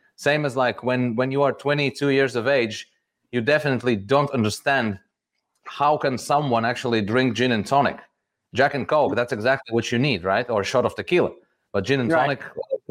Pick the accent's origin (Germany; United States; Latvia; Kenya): Latvia; Riga; I'm from Riga, from Latvia, born here, grew up here.